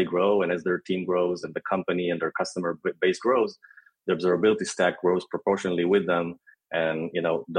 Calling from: Tel Aviv, Tel Aviv District, Israel

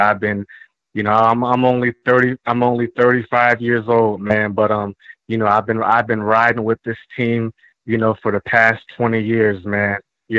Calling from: Philadelphia, Pennsylvania, United States; calling from Philadelphia.

